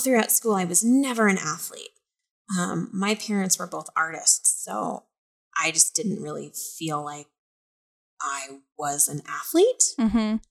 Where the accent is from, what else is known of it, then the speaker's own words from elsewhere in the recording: Montana, United States; moved away as an adult; now in East Coast, United States; I'm from Montana though. Like this is springtime weather